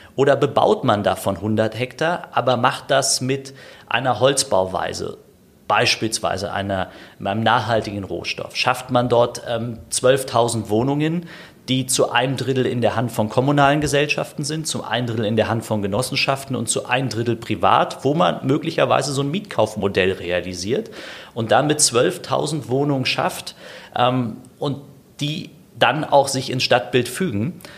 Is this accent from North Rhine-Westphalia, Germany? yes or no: no; Berlin, Germany; also born or lived in Steglitz-Zehlendorf, Berlin; ich bin in Berlin äh, aufgewachsen, in berlin malsdorf